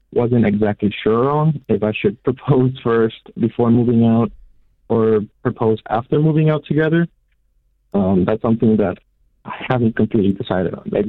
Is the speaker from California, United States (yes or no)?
no; Orlando, Florida, United States; I'm 24 years old, and I'm from Orlando, Florida.